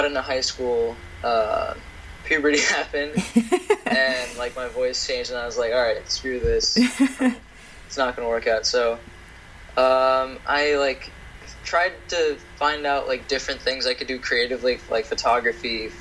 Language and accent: English; New Jersey, United States; also born or lived in New York; I was born in New York, but okay. I lived in New Jersey for all my life